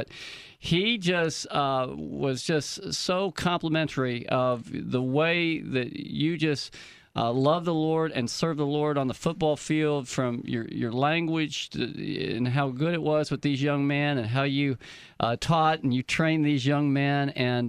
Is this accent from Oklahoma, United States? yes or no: yes; Oklahoma, United States; now in Wisconsin, United States; We grew up in Oklahoma